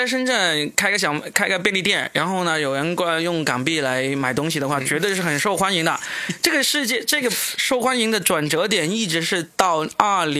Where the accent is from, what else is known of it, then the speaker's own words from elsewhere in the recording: Guangdong, China; 就他们听到我们是广东人都有点亲切那种感觉。